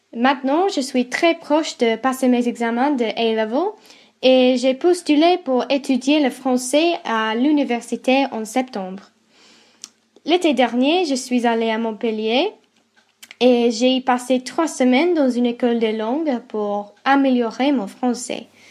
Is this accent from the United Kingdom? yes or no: yes; England, United Kingdom; French is a second language; j'ai été élevée en Angleterre